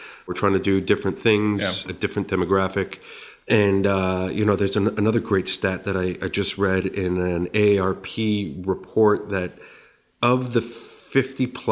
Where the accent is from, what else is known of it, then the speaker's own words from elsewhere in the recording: Montreal, Quebec, Canada; moved away as an adult; now in United States; I was born and raised in Montreal, by the way. I've lived in the States for 20 years